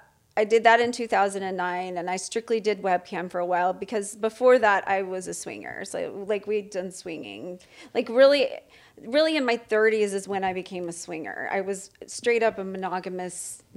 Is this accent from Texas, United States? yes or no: yes; Houston, Texas, United States; I'm from Houston, Texas.